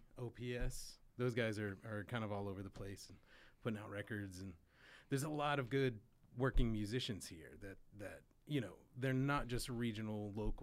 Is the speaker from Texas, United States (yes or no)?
yes; Lubbock, Texas, United States; moved away as an adult; now in Austin, United States; because I'm from West Texas. I moved here from Lubbock, actually.